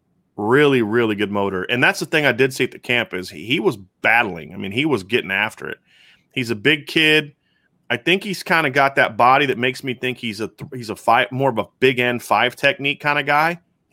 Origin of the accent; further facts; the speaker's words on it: Mentor, Ohio, United States; I mean, I grew up in Mentor Ohio.